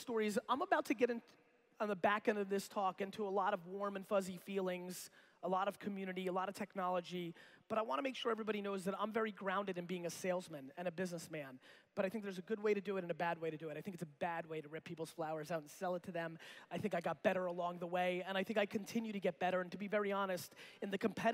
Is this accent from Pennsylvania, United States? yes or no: no; Edison, New Jersey, United States; born or raised there; also born or lived in Belarus / Queens, New York